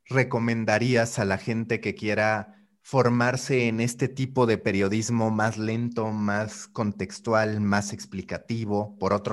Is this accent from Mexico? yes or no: yes; Mexico; Sí, en México, le decimos chopear.